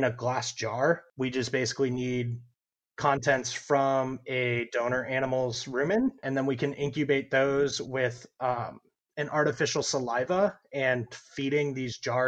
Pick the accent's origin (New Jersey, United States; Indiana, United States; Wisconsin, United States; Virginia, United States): Indiana, United States; moved away as an adult; also born or lived in Idaho; now in Florida, United States; I'm originally from Indiana